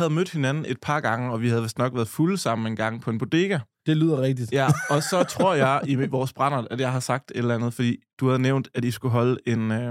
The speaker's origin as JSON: {"language": "Danish", "town": "Nykøbing Falster", "region": "Zealand", "country": "Denmark", "said": "dernede, hvor jeg er fra, en gang inden jeg var, havde fået hår på løgne i, øh, nede på Kulturfabrikken i Nykøbing Falster."}